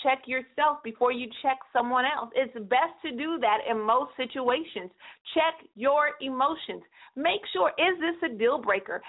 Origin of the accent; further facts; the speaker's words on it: California, United States; 209 is on lock, and I know that's my hometown